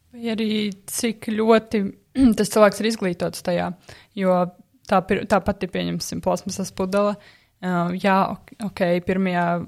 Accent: Aizkraukle, Aizkraukle Municipality, Latvia; es pati neesmu no Rīgas. Esmu no aizkrauklas, kas ir diezgan tālu no Rīgas

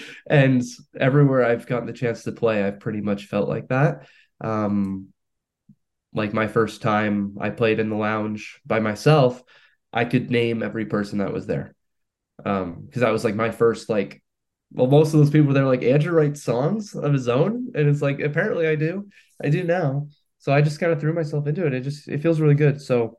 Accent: Hamilton, Ontario, Canada; born or raised there; moved away as an adult; now in St. Catharines, Canada

